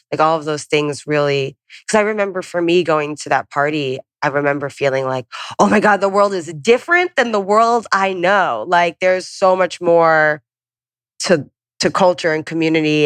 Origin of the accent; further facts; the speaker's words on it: Long Island, New York, United States; moved away as an adult; also born or lived in St. Louis; I'm from Long Island.